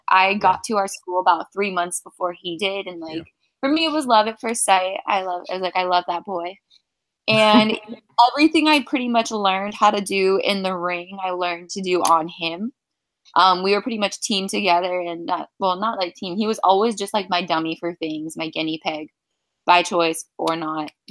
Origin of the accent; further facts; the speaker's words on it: Florida, United States; I'm from Florida, so I drive up there especially for these shows.